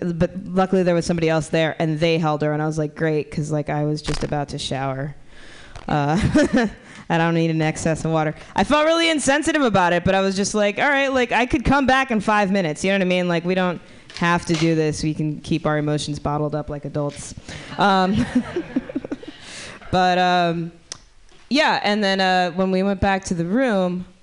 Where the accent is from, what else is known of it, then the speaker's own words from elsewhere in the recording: Miami, Florida, United States; moved away as an adult; now in San Francisco, United States; I'm from Miami